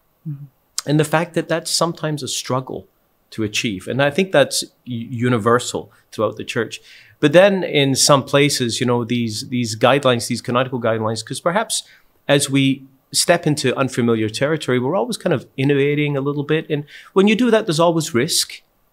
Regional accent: Scotland, United Kingdom; I'm from Scotland, and a pitch for us means a soccer field.

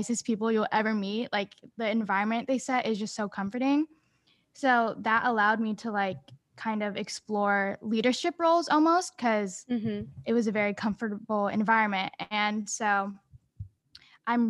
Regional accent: Sacramento, California, United States; also born or lived in San Francisco; I said I'm from Sacramento, but I actually spend most of my time in San Francisco. That's like where my family is.

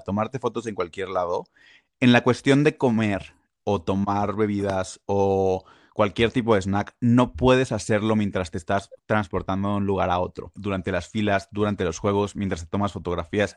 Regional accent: Mexico; also born or lived in Puebla; nosotros como mexicanos

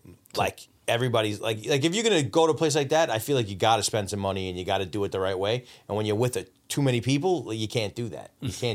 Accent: Long Island, New York, United States; I'm from fucking Long Island.

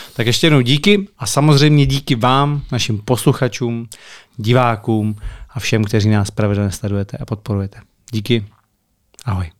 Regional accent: Czechia; já jsem Čech

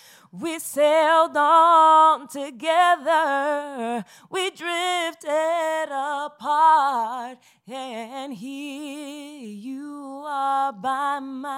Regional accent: Bronx, New York, United States; So since okay. we're from the Bronx

